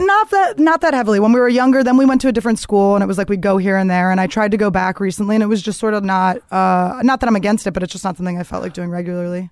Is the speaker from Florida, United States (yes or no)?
no; Philadelphia, Pennsylvania, United States; I grew up in the suburbs of Philadelphia